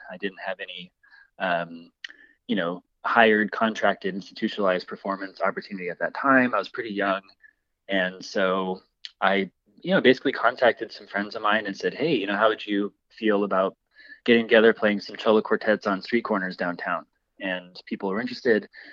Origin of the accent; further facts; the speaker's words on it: Boise, Idaho, United States; I'm from Boise, I grew up here